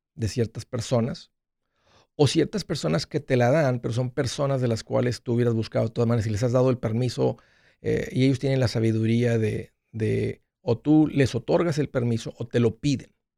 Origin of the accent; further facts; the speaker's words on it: Matamoros, Tamaulipas, Mexico; moved away; also born or lived in Brownsville / Nashville; nosotros crecimos en Matamoros